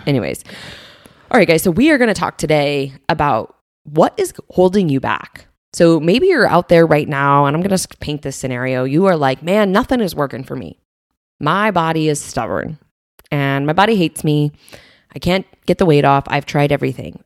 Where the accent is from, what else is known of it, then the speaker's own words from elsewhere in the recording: Springfield, Illinois, United States; I grew up in Springfield, Illinois